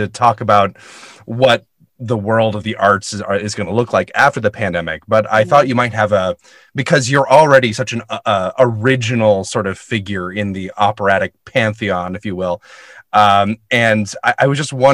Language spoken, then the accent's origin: English; Alabama, United States; as an Alabama native